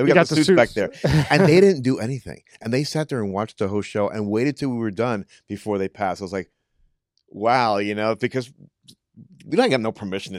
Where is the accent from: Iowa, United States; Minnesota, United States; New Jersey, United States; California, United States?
New Jersey, United States; born there; No, I was born in Jersey. I was born in Jersey like within like a week of my parents getting here.